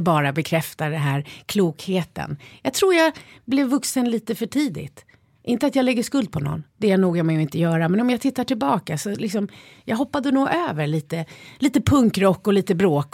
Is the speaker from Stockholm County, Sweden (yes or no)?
yes; Stockholm, Stockholm County, Sweden; also born or lived in Spain; jag är ju uppväxt i Skärholmen